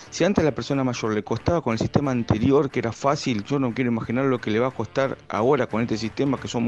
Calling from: Claypole, Buenos Aires Province, Argentina

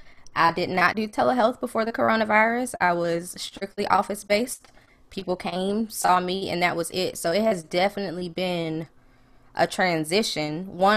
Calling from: Durham, North Carolina, United States; I'm in Durham, North Carolina.

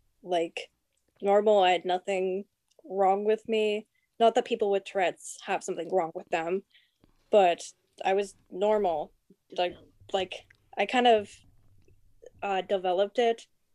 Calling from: New Brunswick, Canada; I'm calling from New Brunswick.

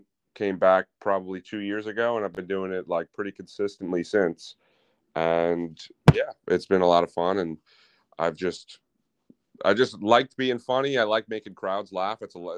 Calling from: New York City, New York, United States; New York City, Murray Hill.

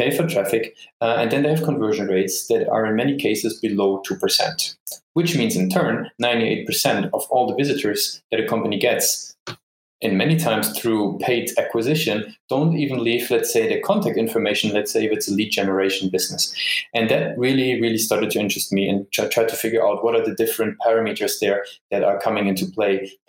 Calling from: Düsseldorf, North Rhine-Westphalia, Germany; also born or lived in Dublin, Ireland; Actually, I'm sitting in a beautiful Düsseldorf, which is in Germany.

